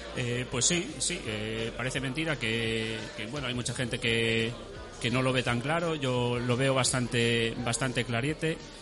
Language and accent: Spanish; Ourense, Galicia, Spain; de Orense